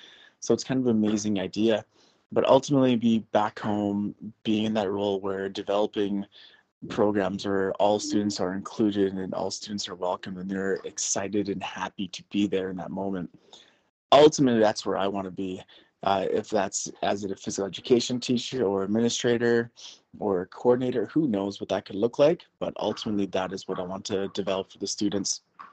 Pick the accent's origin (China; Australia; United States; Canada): Canada; Definitely want to give her this type of experience that I had growing up in Canada with sport, with activities, with the outdoors, with the wilderness.